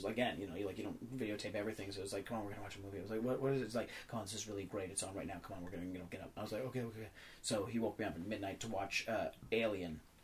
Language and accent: English; New York City, New York, United States; I grew up in New York City